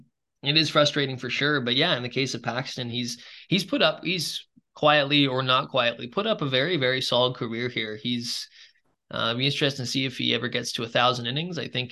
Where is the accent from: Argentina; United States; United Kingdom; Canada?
Canada; especially, you know, like just as a baseball fan, but especially as a Canadian baseball fan.